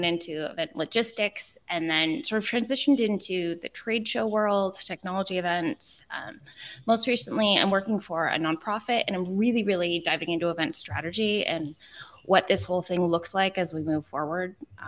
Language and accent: English; California, United States; You get used to waiting for things, and I'm too Californian still. I still can't wait in line.